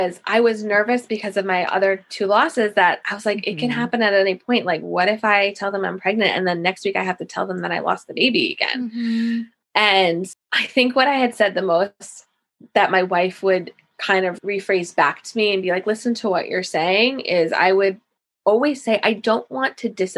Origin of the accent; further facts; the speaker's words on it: Massapequa, New York, United States; I'm from Massapequa in Long Island.